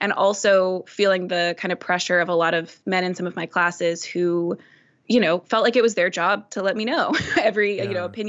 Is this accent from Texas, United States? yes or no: yes; Dallas, Texas, United States; a lot of people here, hearing that I came from Dallas, they assume you must hate everything about that because you're coming here.